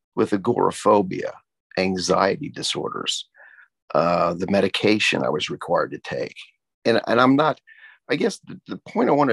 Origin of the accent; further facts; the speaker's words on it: Tulsa, Oklahoma, United States; how much I love my hometown and how pleased that a former student is currently the mayor